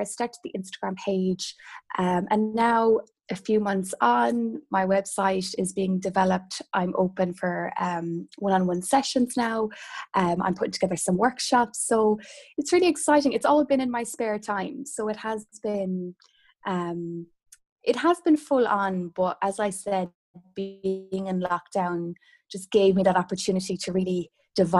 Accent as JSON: {"language": "English", "area": "Kerry", "region": "Munster", "country": "Ireland", "tie": "born or raised there", "moved": "yes", "lives_now": "Galway, Ireland", "said": "growing up in Kerry, which again is quite rural"}